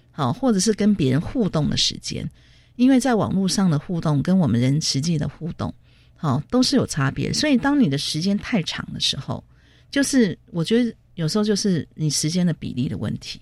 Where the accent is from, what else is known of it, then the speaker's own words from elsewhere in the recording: Taitung, Taitung County, Taiwan; 因为我来自台东嘛